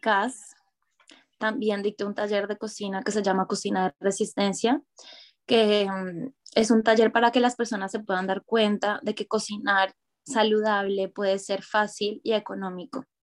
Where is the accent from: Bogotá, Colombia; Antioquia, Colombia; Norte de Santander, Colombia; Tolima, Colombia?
Antioquia, Colombia; Medellín; moved away as an adult; also born or lived in Bogotá; now in Barcelona, Spain; yo nací en Medellín, en la región de Antioquia